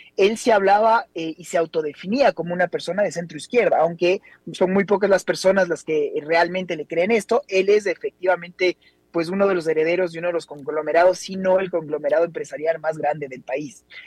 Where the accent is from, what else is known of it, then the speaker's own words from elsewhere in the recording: Ecuador; los ecuatorianos nunca estuvimos acostumbrados a este nivel de violencia